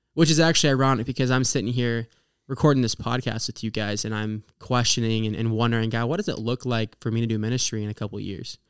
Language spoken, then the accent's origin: English; Oklahoma, United States; moved away as an adult; now in Indiana, United States; my hometown in Oklahoma